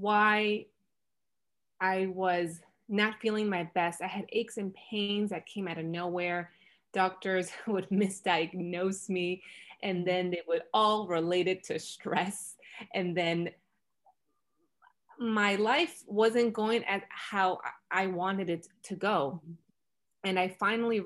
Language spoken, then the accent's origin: English; Florida, United States; now in Los Angeles, United States; I'm originally from Florida, and now I currently reside in Los Angeles, California